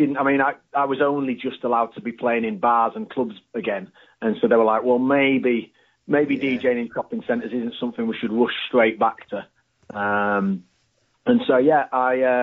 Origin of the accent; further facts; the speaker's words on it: Harrogate, Yorkshire and the Humber, United Kingdom; I'm from Harrogate, around here